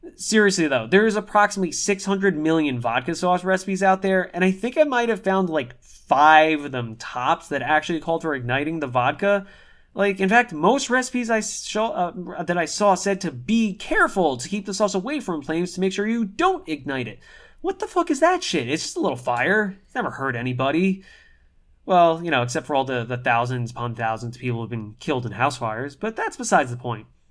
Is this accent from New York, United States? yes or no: yes; New York, United States; We're both born and raised in New York